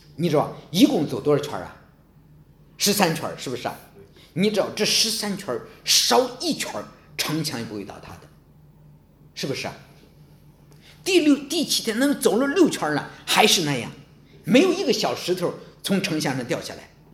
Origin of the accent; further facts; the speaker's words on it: China; 我们中国人非常懂策略